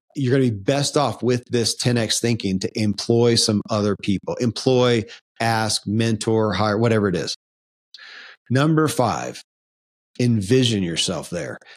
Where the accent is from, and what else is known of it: Kentucky, United States; born or raised there